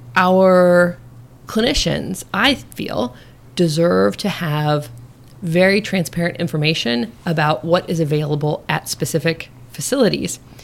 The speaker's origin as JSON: {"language": "English", "region": "Nebraska", "country": "United States", "tie": "born or raised there", "also_born_or_lived": "Chicago, Illinois", "moved": "as an adult", "lives_now": "Maryland, United States", "said": "born and raised in Nebraska"}